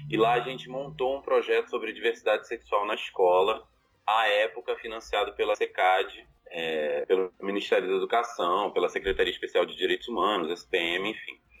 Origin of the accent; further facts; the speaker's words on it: Rio de Janeiro, Brazil; eu sou carioca